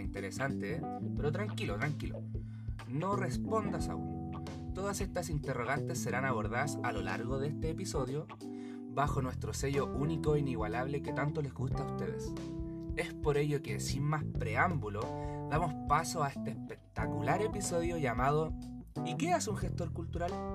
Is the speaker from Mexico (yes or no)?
no; Chile; como ciudadanos chilenos